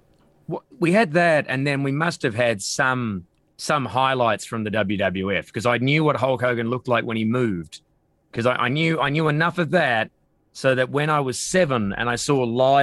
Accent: Perth, Western Australia, Australia; moved away; I'm from Perth

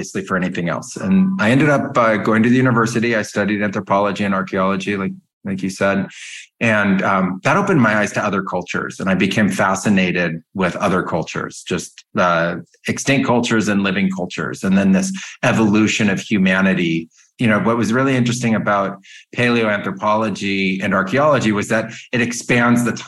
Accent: Silicon Valley, California, United States; I grew up in California in Silicon Valley

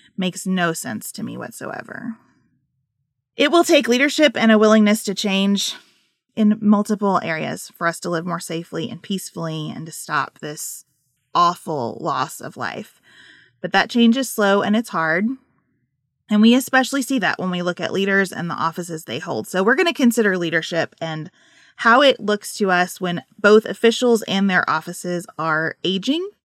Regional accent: United States; as an American

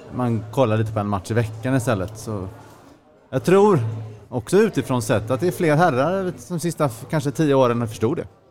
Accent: Sweden; som svensk

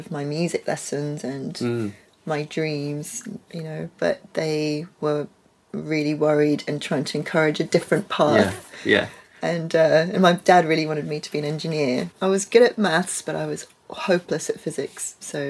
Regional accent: Netherlands; when I was growing up in Holland at the British school, I felt British because all of my cultural... education, I guess, or just influences were all British.

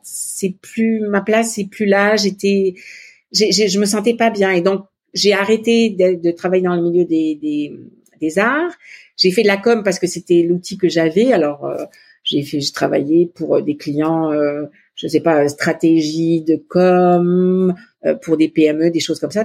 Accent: Montpellier, Occitania, France; moved away as an adult; also born or lived in Netherlands / Italy / Paris; now in Quebec, Canada; Mon mari est de Nîmes et moi je suis plutôt de Montpellier.

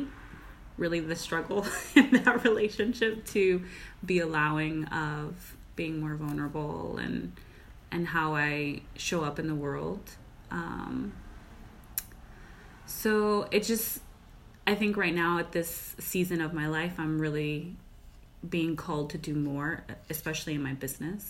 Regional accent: Houston, Texas, United States; we're from Houston

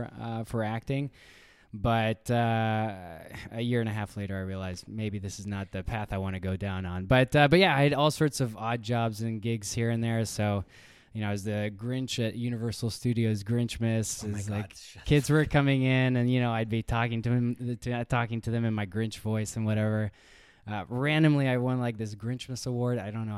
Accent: Hungary; also born or lived in Chicago, United States; And so I was born in Chicago, lived there for a year. And then my father got an opportunity to work out in Hungary.

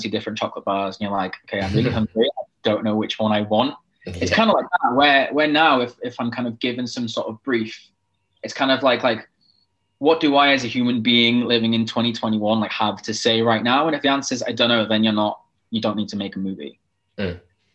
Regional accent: Wales, United Kingdom; a Welsh gay person

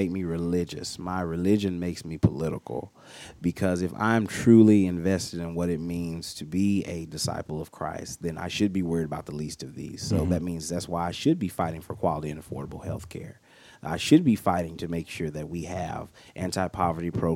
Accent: Mississippi, United States; moved away; Me and my cousins, like I said, growing up in Mississippi

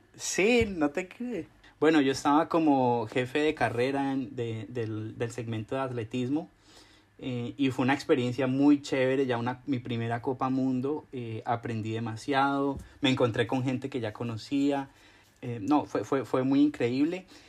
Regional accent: Cauca, Colombia; moved away as an adult; also born or lived in Cali, Colombia; now in Seoul, South Korea; el departamento donde yo nací, en el Cauca

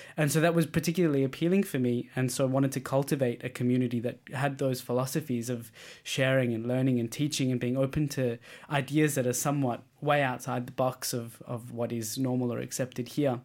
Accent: Australia; moved away as an adult; now in Denmark; as an Australian

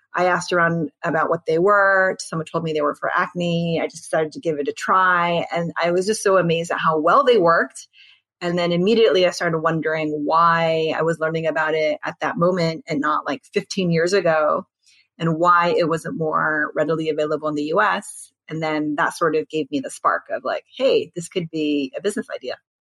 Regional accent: United States; I'm Korean American

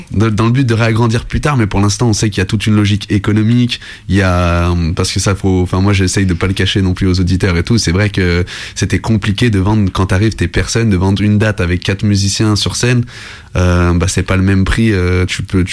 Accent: Lyon, Auvergne-Rhône-Alpes, France; je venais de Lyon

